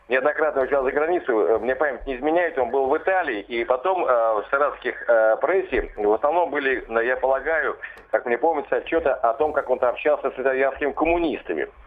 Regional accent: Saratov Oblast, Russia; у нашего земляка великого Вячеслава Викторовича Володина.

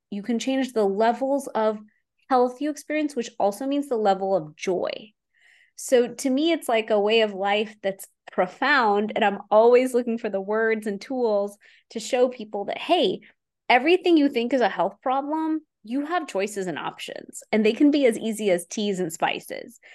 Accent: Houston, Texas, United States; I'm an Indian woman from Houston, Texas. And so I grew up in the East and the West at the same time

